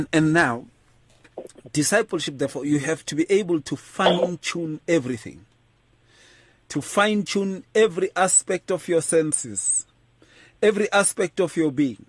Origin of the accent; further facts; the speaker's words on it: Atteridgeville, Gauteng, South Africa; I grew up in Atrichville